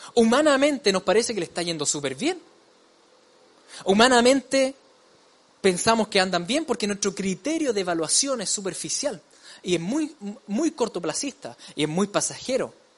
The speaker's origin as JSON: {"language": "Spanish", "country": "Chile", "said": "como decimos en chileno"}